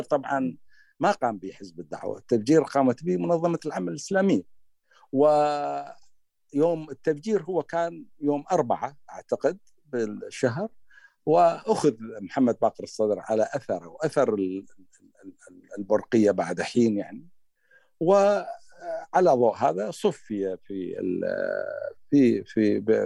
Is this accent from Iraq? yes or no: yes; Iraq; accent: Iraqi; بلهجتنا العراقيه